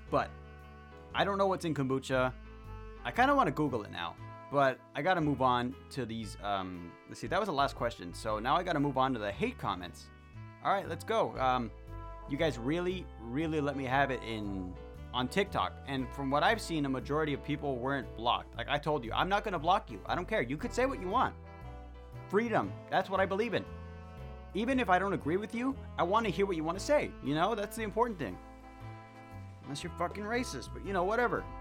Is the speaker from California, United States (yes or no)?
yes; Long Beach, California, United States; I I came from Long Beach, Long Beach, California. You know, still in California, just not in the big city anymore.